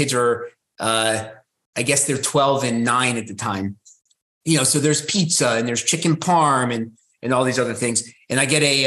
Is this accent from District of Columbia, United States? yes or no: yes; Washington, District of Columbia, United States; I grew up in the Washington, D.C. area